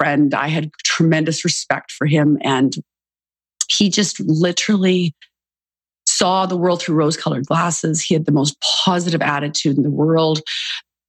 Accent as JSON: {"language": "English", "country": "Canada", "tie": "born or raised there", "moved": "yes", "said": "I'm originally Canadian and grew up in Canada"}